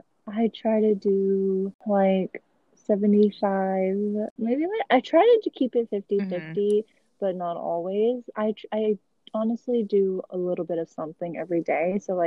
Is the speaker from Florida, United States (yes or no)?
no; Modesto, California, United States; moved away as an adult; now in San Francisco, United States; I am originally from the Central Valley, so a little town called Modesto. 209, what's up? Yes. So if you don't know, it's around like by Stockton and Fresno.